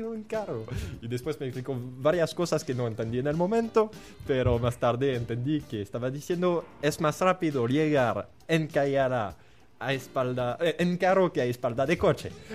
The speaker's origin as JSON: {"language": "Spanish", "country": "France", "second_language": "Spanish", "moved": "as an adult", "lives_now": "Guatemala", "said": "soy francés, pensé, soy joven"}